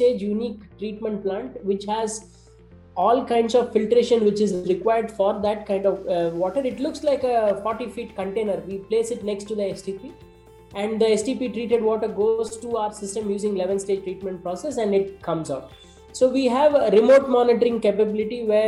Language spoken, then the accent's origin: English; Salem, Tamil Nadu, India; moved away; I used to live in Salem as a kid